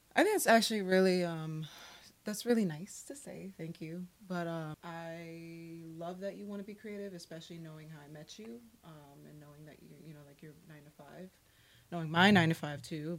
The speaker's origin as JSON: {"language": "English", "town": "New York City", "region": "New York", "country": "United States", "tie": "born or raised there", "also_born_or_lived": "Miami, Florida", "said": "I was born in Brooklyn, raised between Brooklyn, New York, and Miami, Florida"}